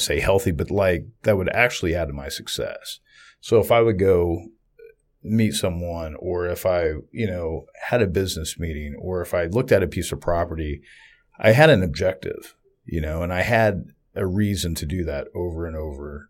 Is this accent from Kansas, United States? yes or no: yes; Southeast Kansas, United States; I'm from Southeast Kansas